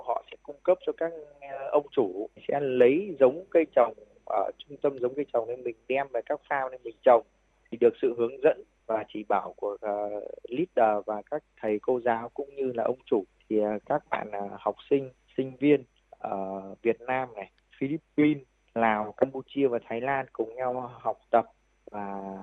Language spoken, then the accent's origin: Vietnamese; Thai Nguyen, Vietnam; moved away as an adult; also born or lived in Israel; cái mảnh đất quê hương của mình thì sau khi trở về quê hương thì với cái nắng nóng oi bức và cái trồng chè ở trên ờ, vùng đất Thái Nguyên thì cái mảnh đồi của nhà tôi